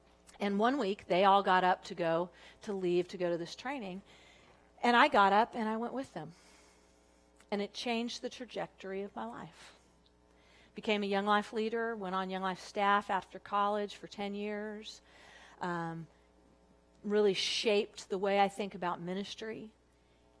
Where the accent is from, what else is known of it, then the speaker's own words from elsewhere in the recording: Southern California, United States; moved away as an adult; also born or lived in Texas; I was from Southern California, but I went to Texas